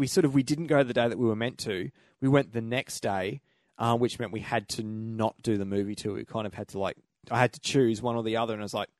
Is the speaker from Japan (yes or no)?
no; Australia; Come from Australia.